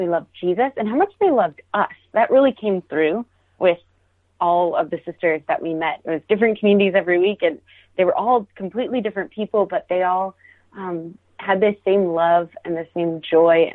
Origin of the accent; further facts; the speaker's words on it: Maryland, United States; I grew up in Maryland, kind of in a farming area